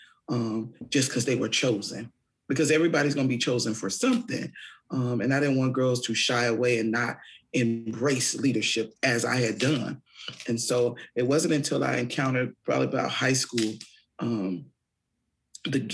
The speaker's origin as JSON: {"language": "English", "town": "Fort Wayne", "region": "Indiana", "country": "United States", "tie": "born or raised there", "said": "I'm from Fort Wayne, born and raised."}